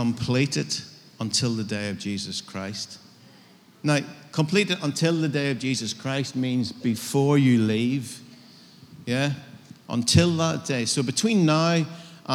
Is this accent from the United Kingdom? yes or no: yes; United Kingdom; I'm as British as you.